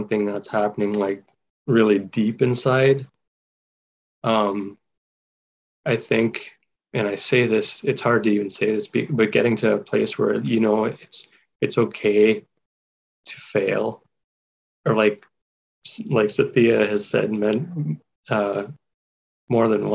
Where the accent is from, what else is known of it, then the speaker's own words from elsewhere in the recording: Waterloo Region, Ontario, Canada; I grew up in Waterloo region, and that was home